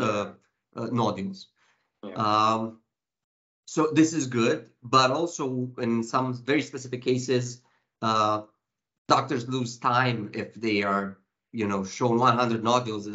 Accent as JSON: {"language": "English", "town": "Timișoara", "region": "Timiș County", "country": "Romania", "tie": "born or raised there", "said": "Timișoara County Hospital, my hometown's county hospital"}